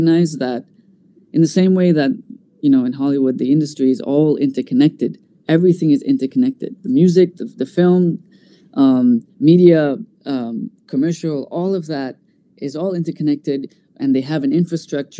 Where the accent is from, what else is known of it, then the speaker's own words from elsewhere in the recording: Bahrain; being an Indian in this part of the world